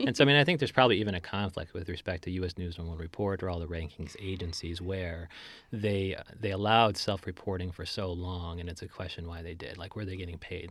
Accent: Chicago, Illinois, United States; moved away; my hometown of Sho, Chicago, Illinois

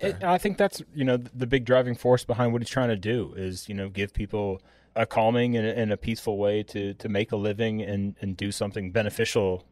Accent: Midwest, United States; moved away as an adult; also born or lived in Wisconsin; now in Atlanta, United States; growing up in the Midwest, my grandparents were big mushroom hunters

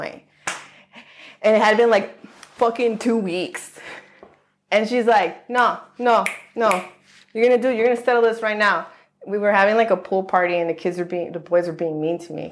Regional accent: Los Angeles, California, United States; also born or lived in Long Island, New York; I grew up in LA County for most of my life

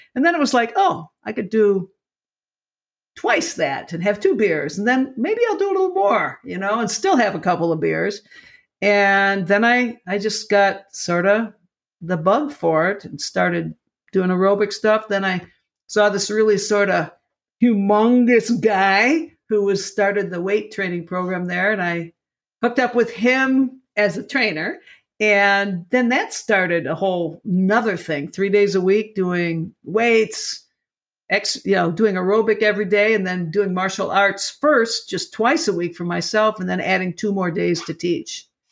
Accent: Lockport, Illinois, United States; born or raised there

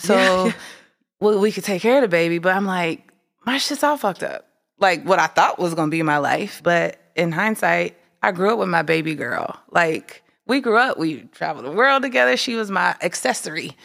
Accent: Midwest, United States; Growing up in the Midwest

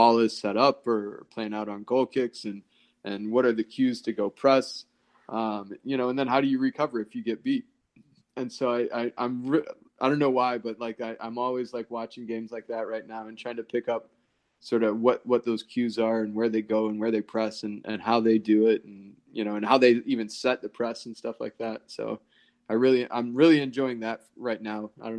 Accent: Chicago, Illinois, United States; growing up around Chicago, I supported them.

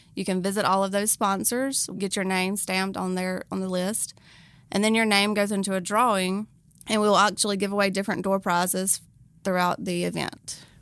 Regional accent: Carthage, Mississippi, United States; now in Pearl, United States; I am originally from Carthage, but I do live here in Pearl now

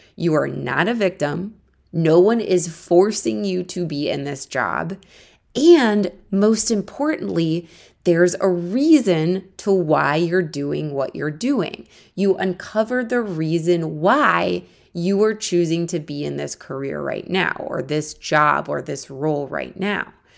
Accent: Akron, Ohio, United States; moved away as an adult; also born or lived in Missouri; now in New York City, United States; I'm originally from Ohio. I grew up there until I went to college at the University of Missouri to study journalism

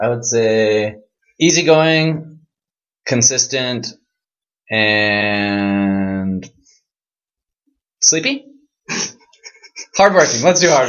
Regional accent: Oregon, United States; I'm from Oregon. Beautiful Pacific Northwest.

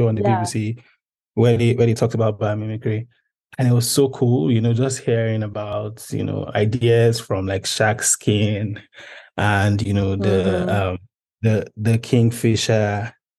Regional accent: Nigeria; I'm a Nigerian public policy specialist

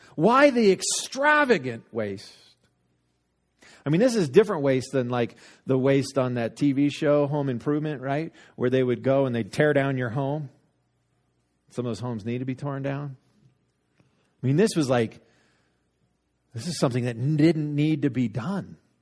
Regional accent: Littleton, United States; I got Littleton for mine

